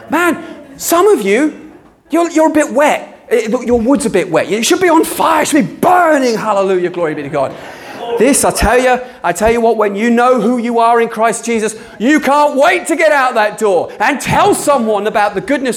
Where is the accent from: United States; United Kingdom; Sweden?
United Kingdom; we're British